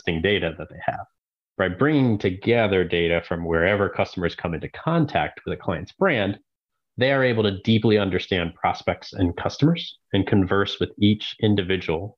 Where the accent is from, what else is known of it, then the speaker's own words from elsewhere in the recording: Maryland, United States; born and raised in Maryland